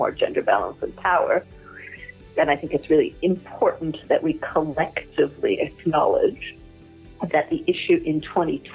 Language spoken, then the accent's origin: English; Toronto, Ontario, Canada; moved away as an adult; also born or lived in Quebec City, Canada / Paris, France; now in London, United Kingdom; I started out being born in Canada, in Quebec City, of a French mother and a Swiss father, both immigrants from Europe. I grew up in Toronto and did all my schooling and university there